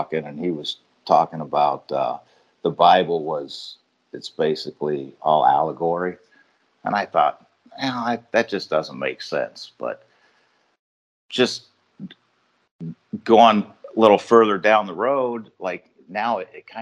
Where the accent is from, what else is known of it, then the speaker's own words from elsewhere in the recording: Ohio, United States; moved away as an adult; also born or lived in Chicago; I grew up in Ohio